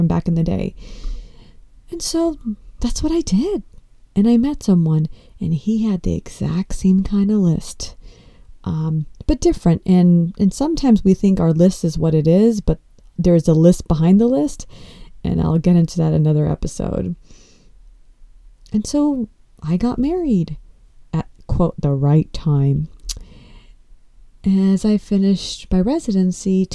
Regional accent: Los Angeles, California, United States; being born and brought up in the United States, and I was born in Los Angeles

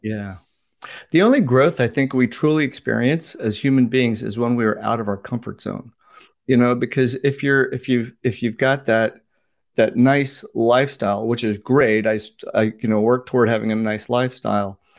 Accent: Washington, District of Columbia, United States; also born or lived in Indiana / New Jersey / India; I was raised in the United States, moved, uh, around a little bit, Indiana, New Jersey, uh, but settled in the D C area since I was ten. So pretty much this is my home.

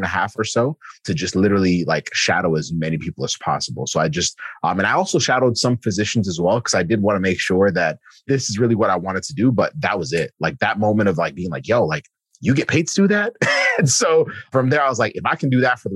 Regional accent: Kenya; I'm from Kenya

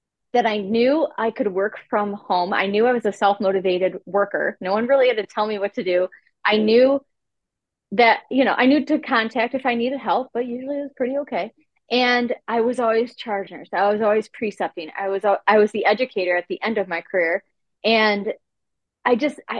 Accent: Cleveland, Ohio, United States; I'm from Cleveland, Ohio

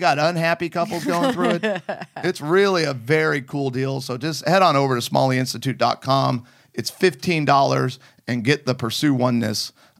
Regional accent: United Kingdom; I'm British.

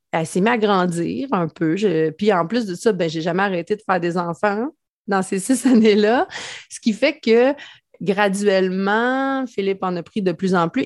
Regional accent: Mandeville, Quebec, Canada; also born or lived in Saint-Gabriel; je viens de Mandeville, en fait, euh, qui est comme le village voisin d'où j'habite maintenant. Là, je suis revenue vraiment euh, aux sources

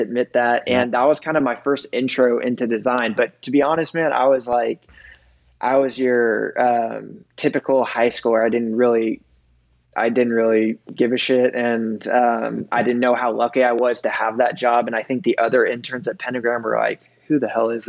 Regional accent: Austin, Texas, United States; also born or lived in Brooklyn, New York; I grew up in Austin starting when I was three

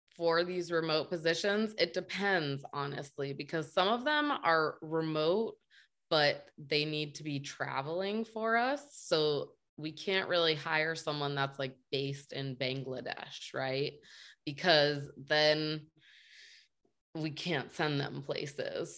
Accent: United States; also born or lived in Qatar; I'm American.

